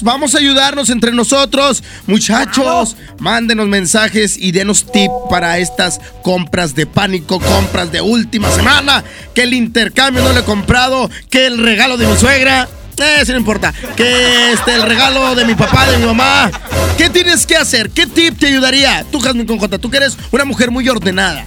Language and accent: Spanish; Mexico; soy mexicano, así somos los mexicanos